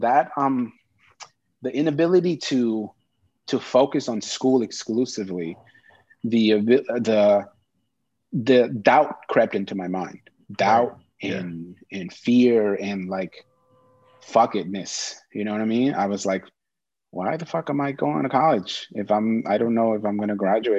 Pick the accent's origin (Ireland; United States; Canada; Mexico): Mexico; I want people to know that I'm from Mexico. I was Mexican born.